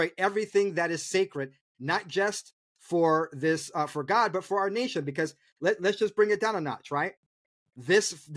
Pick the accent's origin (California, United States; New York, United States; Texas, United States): New York, United States; New York City; I was born in Harlem